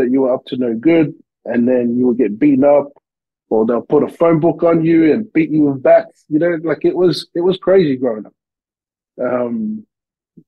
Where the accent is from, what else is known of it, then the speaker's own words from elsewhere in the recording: Sydney, New South Wales, Australia; accent: Aussie; moved away as an adult; also born or lived in Lower Hutt, Wellington, New Zealand / Bankstown / Mount Druitt; now in Vancouver, Canada; I was born in New Zealand, in Wellington, a small little place called Lower Hutt. And I left there when I was four and then moved to Sydney, Australia. And that's where I grew up most of my life, was in Sydney, Australia